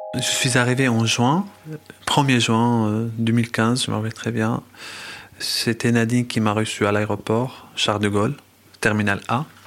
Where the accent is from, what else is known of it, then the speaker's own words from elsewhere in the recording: Damascus, Damascus Governorate, Syria; French is a second language; moved away as an adult; also born or lived in Moscow, Russia / Sevran, France; now in France; j'ai passé toute mon enfance en Syrie. Je suis resté à Damas jusqu'à quand j'avais 25 ans